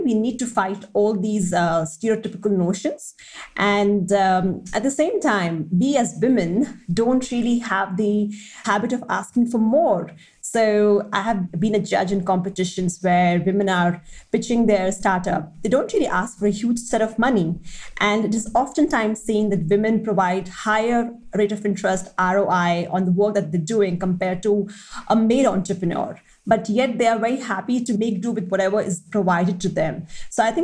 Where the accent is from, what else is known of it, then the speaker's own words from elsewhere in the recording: Delhi, India; I come from Delhi and I have seen the disparity firsthand.